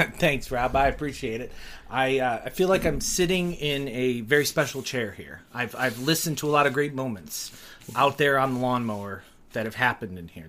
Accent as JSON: {"language": "English", "town": "Detroit", "region": "Michigan", "country": "United States", "tie": "born or raised there", "also_born_or_lived": "Ohio", "said": "I grew up in uh, a suburb of Detroit, Michigan, um, but to two parents who came from Ohio. I was born in Ohio."}